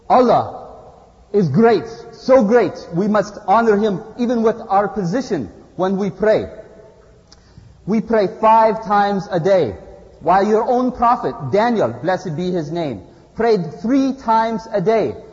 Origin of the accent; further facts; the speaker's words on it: Izmir, Turkey; English is a second language; I come from Izmir, Turkey.